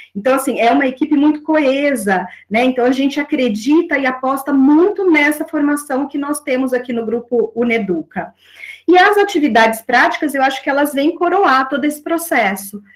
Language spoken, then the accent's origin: Portuguese; Aguaí, São Paulo, Brazil; also born or lived in São João da Boa Vista; now in Campinas, Brazil; eu nasci em São João da Boa Vista, sou natural de lá, mas morei, né, desde aí, depois do meu nascimento, em Aguaí, que é uma cidade vizinha a São João da Boa Vista, e durante aí a minha infância e adolescência, eu passei em Aguaí.